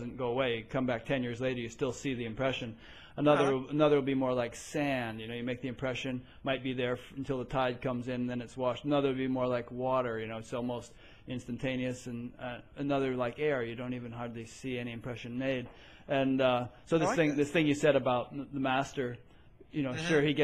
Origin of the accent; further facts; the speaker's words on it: Fairfield, Connecticut, United States; also born or lived in Providence, Rhode Island; I'm from New England too. I grew up in Connecticut.